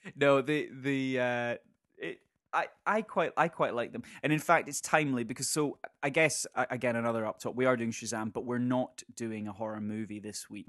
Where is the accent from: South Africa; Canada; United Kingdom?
United Kingdom; Scotland; we're Scottish